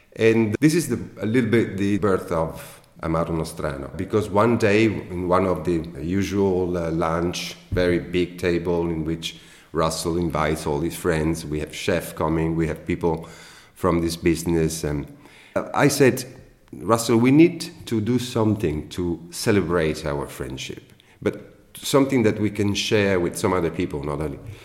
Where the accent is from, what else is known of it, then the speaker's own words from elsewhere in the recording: Venice, Veneto, Italy; I born in Venice and I grew up in Venice and I work in Venice and I live in Venice.